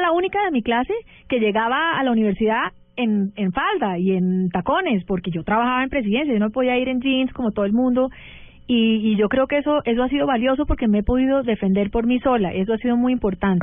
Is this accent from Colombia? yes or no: no; United States; yo crecí en Estados Unidos